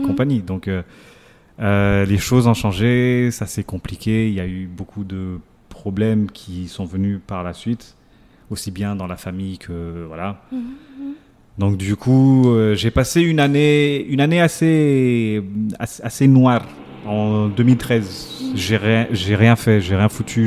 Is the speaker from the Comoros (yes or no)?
yes; Comoros; je suis comorien